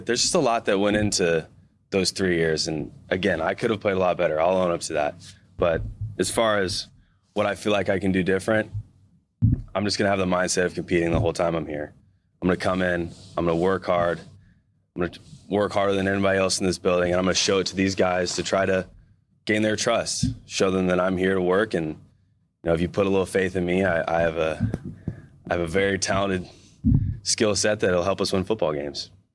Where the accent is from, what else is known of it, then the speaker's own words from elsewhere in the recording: Missouri, United States; moved away as an adult; now in Seattle, United States; being a, a Midwestern guy, you know, U S C is, like, massive to you when you're a kid growing up in Missouri